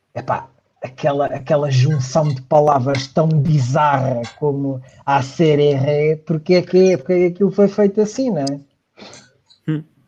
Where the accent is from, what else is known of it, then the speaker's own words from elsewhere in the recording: Portugal; nós, enquanto portugueses